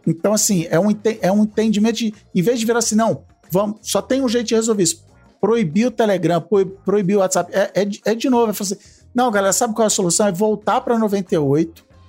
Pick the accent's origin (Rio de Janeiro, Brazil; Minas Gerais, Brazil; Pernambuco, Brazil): Rio de Janeiro, Brazil; Eu, como carioca que cresci nos anos 80